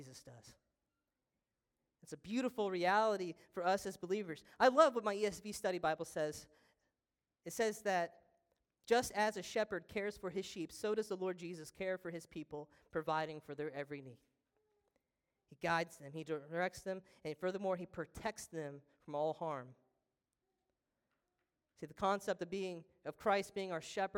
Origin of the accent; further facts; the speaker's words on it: Trenton, Missouri, United States; I'm from Trenton, Missouri